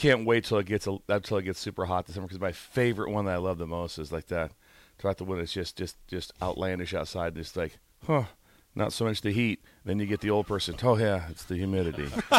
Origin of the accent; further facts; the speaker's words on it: Pender, Nebraska, United States; They don't know I'm from Pender.